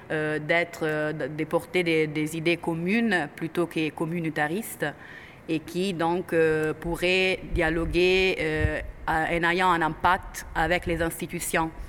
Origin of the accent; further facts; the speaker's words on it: Italy; moved away; Je suis italienne.